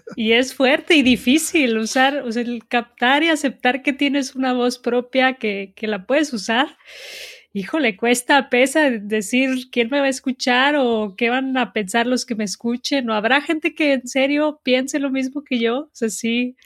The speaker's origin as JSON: {"language": "Spanish", "town": "Guadalajara", "region": "Jalisco", "country": "Mexico", "tie": "born or raised there", "also_born_or_lived": "Mexico City / United States / Los Cabos / Cancún", "said": "Soy de México, soy de Guadalajara. Eh, nací aquí, todavía vivo aquí. La mayoría de mi vida he vivido aquí."}